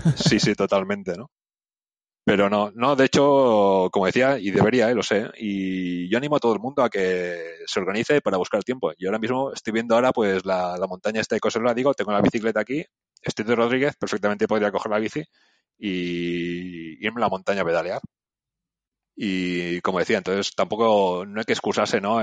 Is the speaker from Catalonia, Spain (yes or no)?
yes; Barcelona, Catalonia, Spain; moved away as an adult; also born or lived in Lausanne, Switzerland; yo como crecí en Barcelona